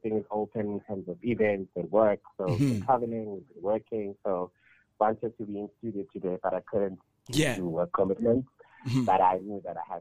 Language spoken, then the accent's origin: English; Ermelo, Mpumalanga, South Africa; born and raised in Enelo, Mpumalanga, small town in Mpumalanga. My whole childhood is there